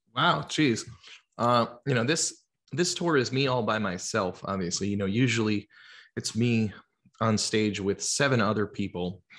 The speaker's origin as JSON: {"language": "English", "region": "Georgia", "country": "United States", "tie": "born or raised there", "also_born_or_lived": "New Jersey", "said": "I'm from New Jersey originally. I, I grew up in Georgia, but I lived in New Jersey, um, when I was a little kid"}